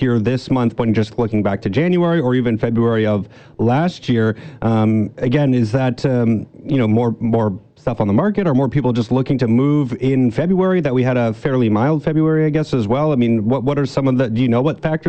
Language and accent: English; near Toronto, Ontario, Canada; moved away; I grew up near Toronto and we lived about an hour away